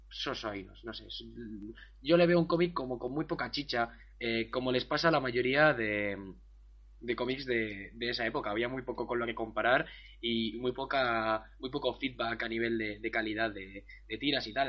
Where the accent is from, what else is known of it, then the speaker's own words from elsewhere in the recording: Basque Country, Spain; soy, bueno, español, vasco